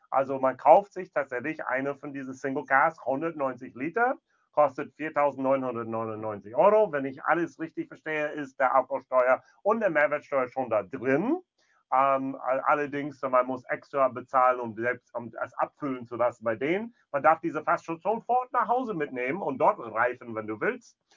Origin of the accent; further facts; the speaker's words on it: North Rhine-Westphalia, Germany; Dann gehen wir etwas in meine Heimat ein bisschen in der Nähe jetzt hier, also zwischen Bonn und Siegen.